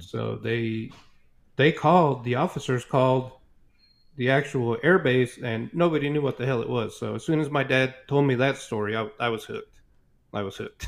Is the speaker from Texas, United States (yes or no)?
no; Roswell, New Mexico, United States; growing up in Roswell